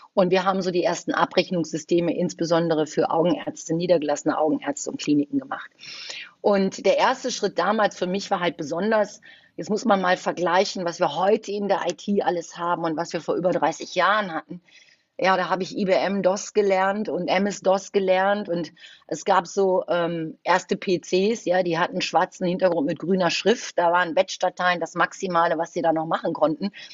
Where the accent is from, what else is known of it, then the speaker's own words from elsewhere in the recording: Düsseldorf, North Rhine-Westphalia, Germany; also born or lived in Cologne; Ich bin ein gebürtiges Düsseldorfer Gewächs, aber ich ich habe auch schon drei Jahre in Köln gelebt